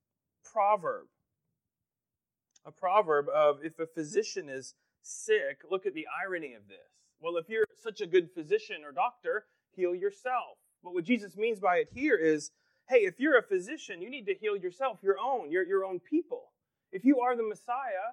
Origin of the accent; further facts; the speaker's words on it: Pennsylvania, United States; growing up in Pennsylvania